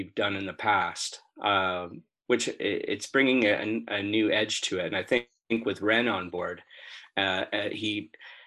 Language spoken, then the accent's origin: English; just north of Toronto, Ontario, Canada; moved away as an adult; now in United Kingdom; I'm from Canada, just north of Toronto is where I'm originally from.